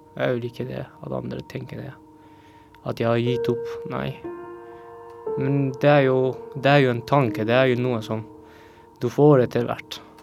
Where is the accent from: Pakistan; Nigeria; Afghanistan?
Afghanistan; Norwegian is a second language; now in Norway; jeg flyktet fra Afghanistan for å unngå at jeg blir drept